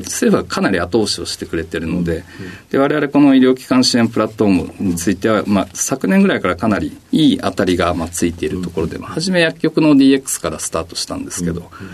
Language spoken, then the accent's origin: Japanese; Sakura, Chiba, Japan; also born or lived in Matsumoto, Nagano; 出身はあの、千葉県の佐倉市になりますね。